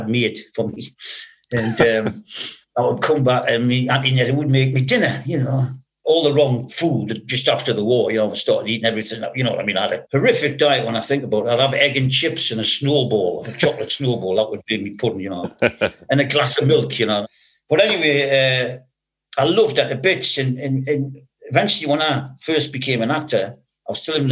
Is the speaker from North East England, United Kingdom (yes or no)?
yes; Newcastle upon Tyne, North East England, United Kingdom; When I was a kid growing up in Benwell, you know, in the suburbs of Newcastle